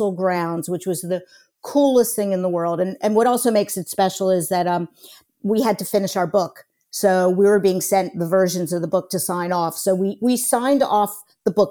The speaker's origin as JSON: {"language": "English", "country": "United States", "accent": "American"}